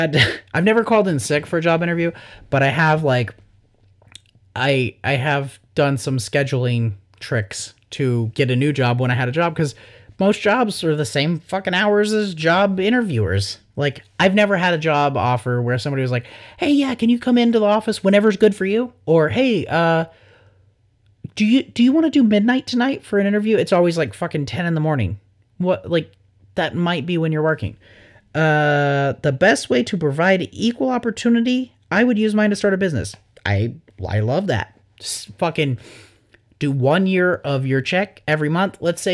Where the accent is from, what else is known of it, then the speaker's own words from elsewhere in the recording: the Bible Belt, United States; IDK, growing up in the Bible Belt, I'm probably more sheltered than I should be.